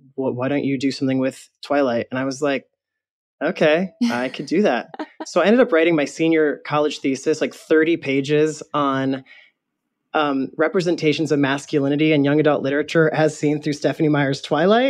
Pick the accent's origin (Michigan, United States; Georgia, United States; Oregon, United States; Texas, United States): Michigan, United States; moved away as an adult; also born or lived in New York; now in West Hollywood, United States; I grew up in Michigan, and I went to school in New York, and then I moved to L A ten years ago